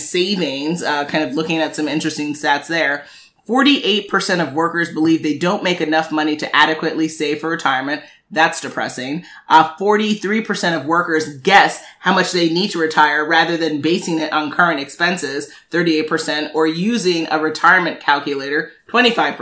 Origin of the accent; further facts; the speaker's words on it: New York City, New York, United States; I'm born and raised in Manhattan